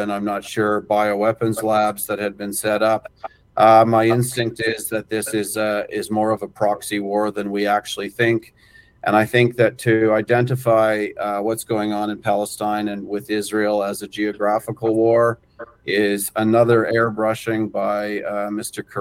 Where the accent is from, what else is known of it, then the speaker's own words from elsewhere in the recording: Canada; And I am a Canadian. There's the truth.